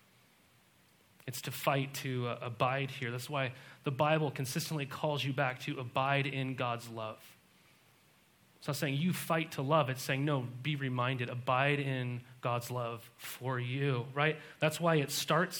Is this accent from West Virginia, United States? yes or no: no; Montana, United States; I was raised in Montana